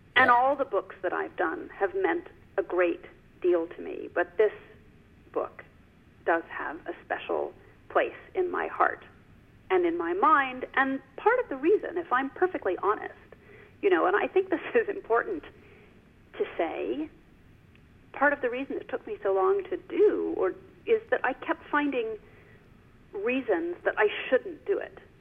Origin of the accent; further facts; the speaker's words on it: New York, United States; I grew up on the Upper West Side of Manhattan